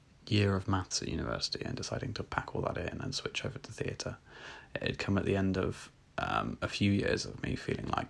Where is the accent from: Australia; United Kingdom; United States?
United Kingdom; Malvern, West Midlands; the Malvern Hills, a truly beautiful range of hills from my hometown